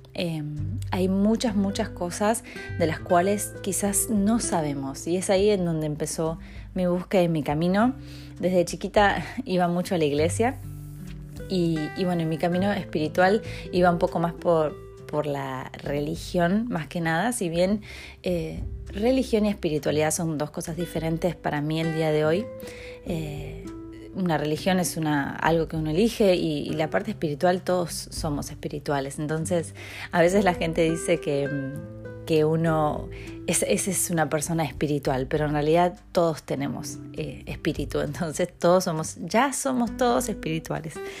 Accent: Argentina; moved away as an adult; also born or lived in Mexico; soy argentina, viví 10 años en México, no puedo creerlo. Eh, regresé hace un año y medio

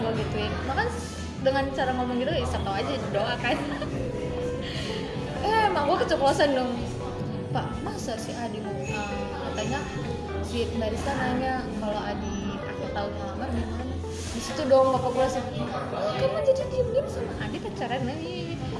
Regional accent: Java, Indonesia; gue Jawa

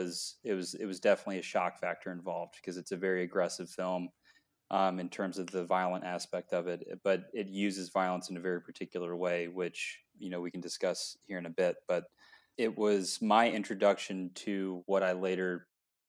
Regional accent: Franklin, Tennessee, United States; also born or lived in Nashville; I grew up in Franklin, a town right outside, but we moved to Nashville for high school

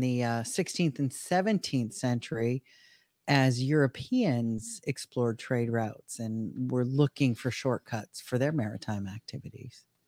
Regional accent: Pennsylvania, United States; we're from Pennsylvania

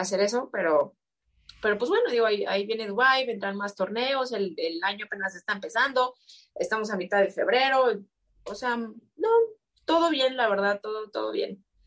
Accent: Mexico; yo como mexicana

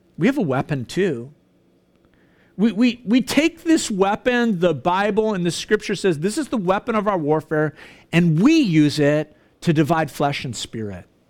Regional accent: Canada

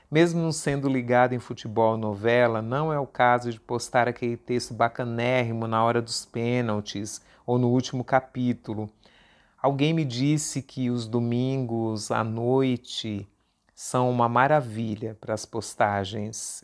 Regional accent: São Paulo, Brazil; USP Leste, a região de onde eu vim

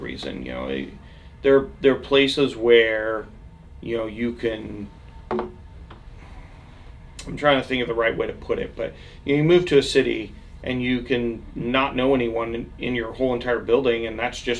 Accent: Silverton, Oregon, United States; I grew up in Silverton area, and still, like, all those families are still there, and they don't leave

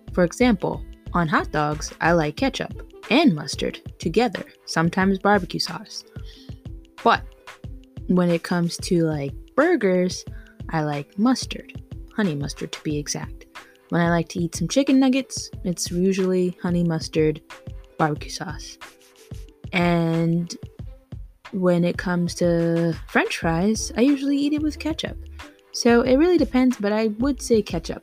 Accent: New York, United States; being a New Yorker

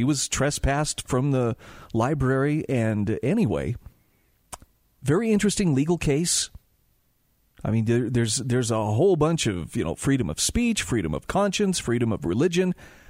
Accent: Utah, United States; my home state of Utah

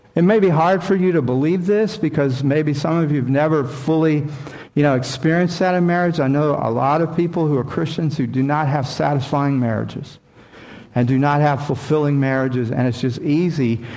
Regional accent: Mississippi, United States; born or raised there; moved away

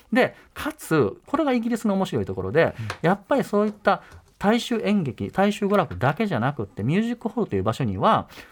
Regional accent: Osaka, Japan; also born or lived in Kyoto; でも私大阪出身ですから

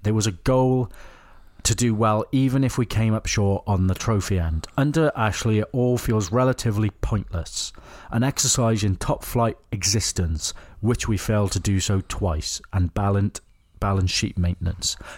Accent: Wales, United Kingdom; accent: Welsh; I was born in Wales.

